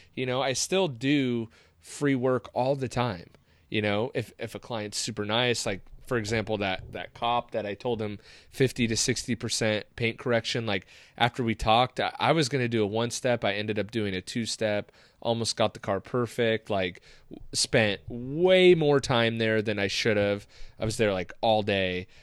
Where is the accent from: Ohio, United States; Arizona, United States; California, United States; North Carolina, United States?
California, United States; Seal Beach; growing up in Seal Beach